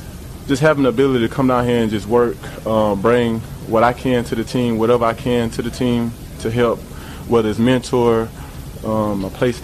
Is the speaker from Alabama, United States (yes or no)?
yes; Alabama, United States; moved away; also born or lived in Georgia; I'm from Alabama. I played in Georgia, right?